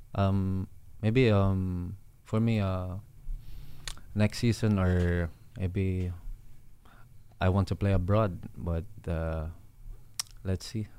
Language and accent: English; Iloilo City, Western Visayas, Philippines; moved away; I'll go back to Iloilo, um, um, you know, make an academy or to give back to my hometown